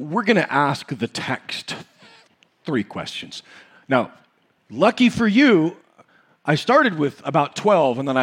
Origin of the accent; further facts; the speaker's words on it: United States; we grew up in the United States of America